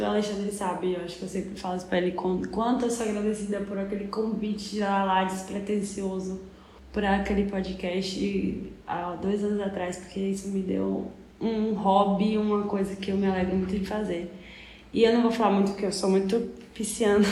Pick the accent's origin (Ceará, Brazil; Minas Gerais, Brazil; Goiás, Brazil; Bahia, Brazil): Bahia, Brazil; Salvador; a gente é de Salvador